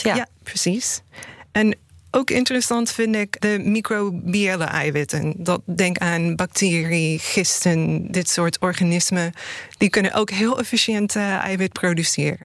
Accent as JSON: {"language": "Dutch", "country": "United States", "moved": "yes", "lives_now": "Netherlands", "said": "in de VS, waar ik vandaan kom"}